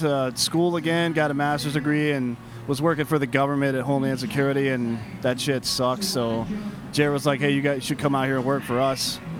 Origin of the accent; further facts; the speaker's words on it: South Carolina, United States; I grew up in the South, so there's no teams really down there, right?